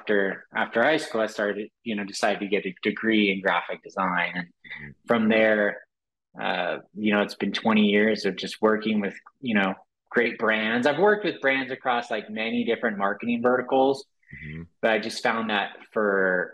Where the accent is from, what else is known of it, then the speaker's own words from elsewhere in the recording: Los Angeles, California, United States; growing up in Los Angeles, of course, so there's a lot of exposure to Hollywood